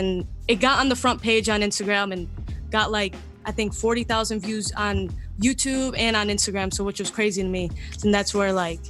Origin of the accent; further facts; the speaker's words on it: Cleveland, Ohio, United States; I'm from Cleveland, Ohio.